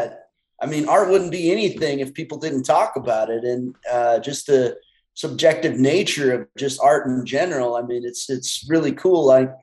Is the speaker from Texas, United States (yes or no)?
no; Darrington, Washington, United States; I'm from Washington, a little town called Darrington.